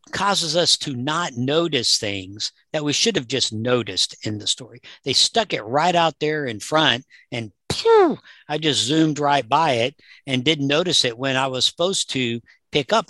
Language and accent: English; Southern US, United States; I grew up in the Southern U S